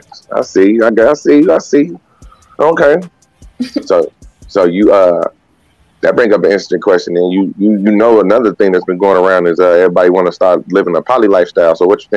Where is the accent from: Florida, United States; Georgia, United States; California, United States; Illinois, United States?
Illinois, United States; Chicago